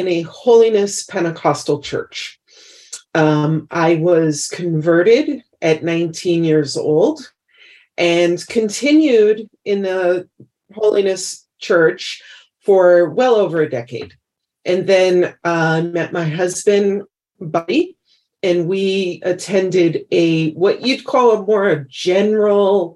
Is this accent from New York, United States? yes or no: yes; New York City, New York, United States; moved away as an adult; now in Idaho, United States; We moved from New York City, where we both had grown up and were raised, and we moved to Idaho